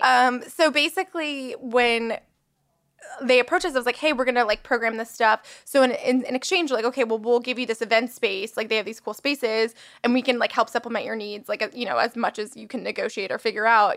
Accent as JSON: {"language": "English", "town": "West Palm Beach", "region": "Florida", "country": "United States", "tie": "born or raised there", "moved": "yes", "lives_now": "Los Angeles, United States", "said": "I moved to West Palm Beach, which is where my hometown is"}